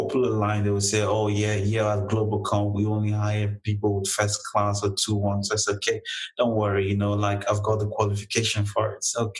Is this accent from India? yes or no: no; Delta, Nigeria; moved away as an adult; I'm not really a Lagosian, you know, I'm born and raised in Delta State